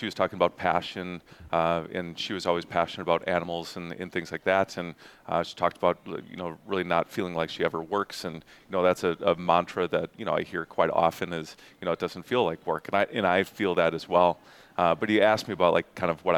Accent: Eau Claire, Wisconsin, United States; being born and raised in Eau Claire

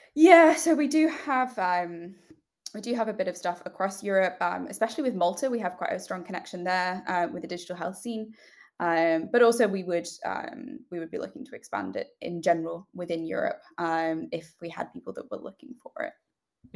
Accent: United Kingdom; accent: British; also born or lived in United States; we are British, as you might be able to tell from my accent

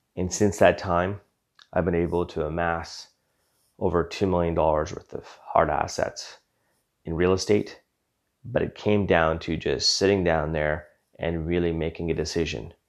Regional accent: Western Canada, Canada; Born and raised in Western Canada

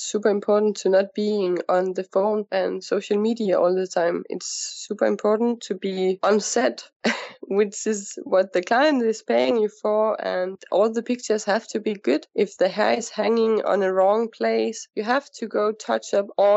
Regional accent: Copenhagen, Capital Region of Denmark, Denmark; moved away as an adult; now in Dubai, United Arab Emirates; I'm coming from Denmark, from Copenhagen

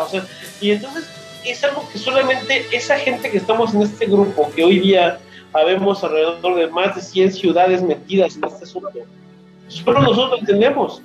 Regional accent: Mexico City, Mexico; moved away as an adult; now in Aguascalientes, Mexico; yo vivo aquí en Aguascalientes, soy de Ciudad de México, tengo ya 12 años viviendo aquí

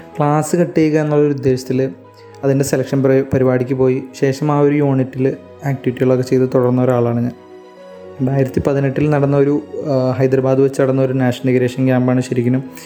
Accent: Kerala, India; നമ്മൾ കേരളത്തിൽ നിന്നുള്ള ടീം

